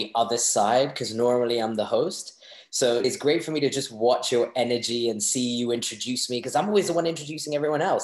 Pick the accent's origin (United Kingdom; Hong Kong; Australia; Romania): Hong Kong; growing up in Hong Kong with Asian parents who loved me tremendously and had a great childhood